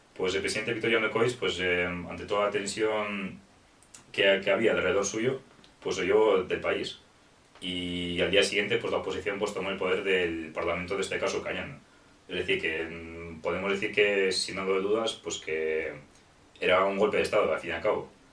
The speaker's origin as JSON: {"language": "Spanish", "country": "Ukraine", "moved": "yes", "lives_now": "Spain", "said": "soy ucraniano, pero resido en España desde, desde hace 15 años"}